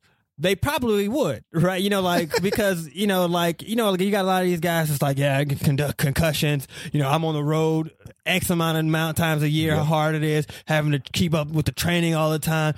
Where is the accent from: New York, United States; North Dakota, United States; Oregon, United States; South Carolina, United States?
South Carolina, United States; moved away; I'm originally from South Carolina